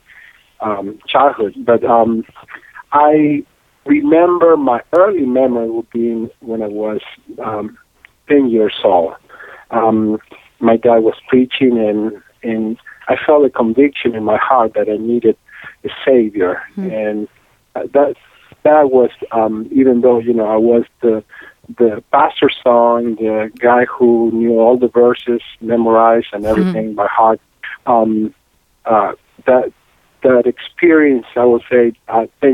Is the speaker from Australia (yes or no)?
no; Córdoba, Argentina; English is a second language; now in Atlanta, United States; flew over all the way to Atlanta from Cordoba, Argentina. And I loved the city and made Atlanta my home since then